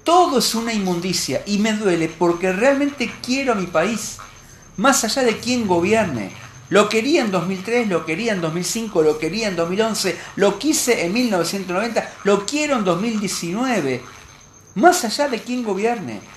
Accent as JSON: {"language": "Spanish", "country": "Argentina"}